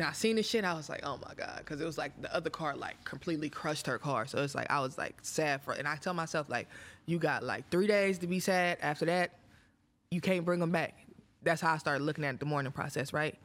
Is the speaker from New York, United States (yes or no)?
no; Oakland, California, United States; I'm from Oakland, so Oakland women are a little bit different.